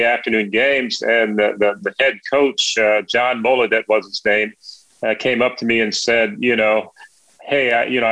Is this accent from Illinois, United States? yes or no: no; Gary, Indiana, United States; It was a a great place to grow up, a great place to maybe see the world as it should be. And also being in Indiana